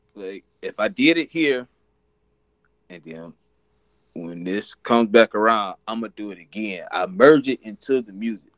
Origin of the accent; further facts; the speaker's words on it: Frisco City, Alabama, United States; I'm from Frisco City, Alabama